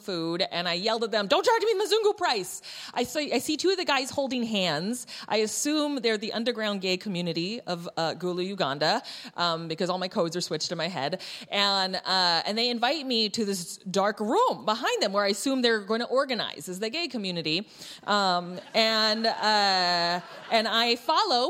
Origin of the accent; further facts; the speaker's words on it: United States; I'm third generation Chinese American